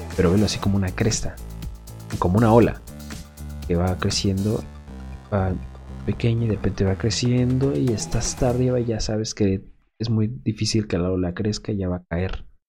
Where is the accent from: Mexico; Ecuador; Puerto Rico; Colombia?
Mexico; Aquí en México